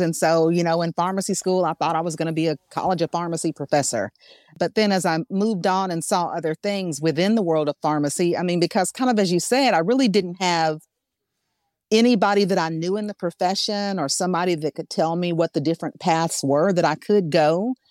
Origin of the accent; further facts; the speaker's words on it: Arkansas, United States; I'm from Arkansas.